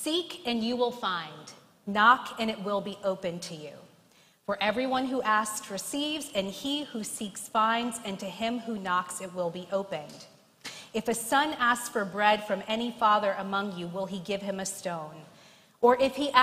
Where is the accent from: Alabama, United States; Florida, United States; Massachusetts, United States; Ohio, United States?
Alabama, United States; now in New York, United States; my home state of Alabama